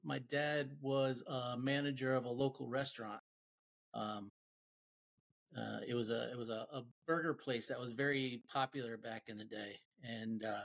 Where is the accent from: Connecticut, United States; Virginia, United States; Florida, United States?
Connecticut, United States; also born or lived in Rhode Island; I'm from Connecticut, born and raised, been living here my whole life